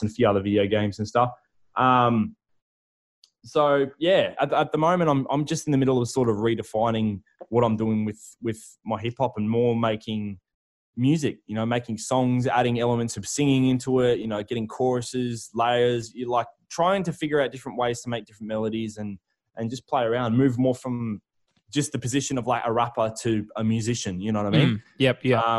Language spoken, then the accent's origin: English; Darwin, Northern Territory, Australia; I'm a dude from Darwin.